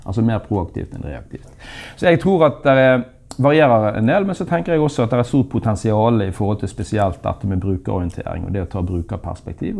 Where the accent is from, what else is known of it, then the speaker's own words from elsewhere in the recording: Bergen, Vestland, Norway; nå er jeg bergenser og fra Handelshøyskolen